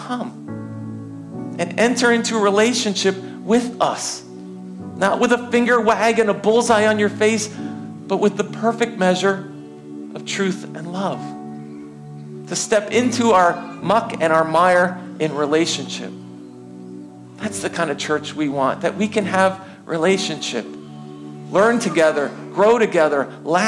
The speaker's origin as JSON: {"language": "English", "country": "United States", "said": "I am American"}